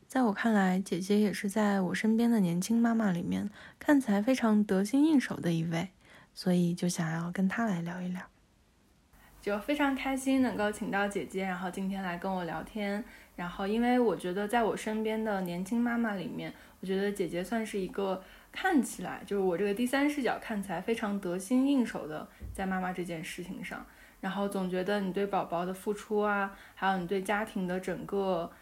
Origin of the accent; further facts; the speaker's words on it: China; 我们中国人